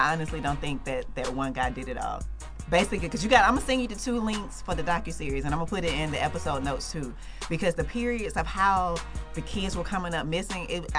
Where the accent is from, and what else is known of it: Atlanta, Georgia, United States; born or raised there